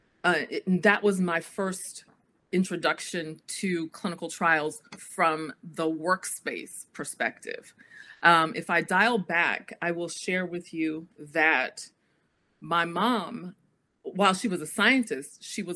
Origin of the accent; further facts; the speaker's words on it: Washington, District of Columbia, United States; moved away as an adult; also born or lived in Durham, North Carolina; I am a native Washingtonian because I was raised primarily in D.C. However, I was born in North Carolina, in Durham, at Duke University Hospital